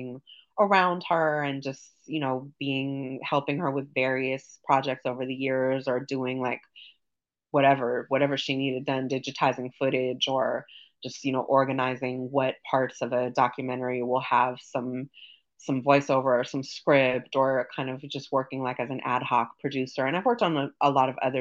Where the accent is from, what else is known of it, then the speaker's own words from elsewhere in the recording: Los Angeles, California, United States; I grew up in Hollywood